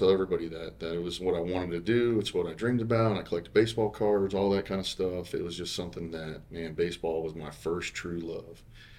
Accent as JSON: {"language": "English", "town": "Bunnell", "region": "Florida", "country": "United States", "said": "I'm from Bunnell, Florida"}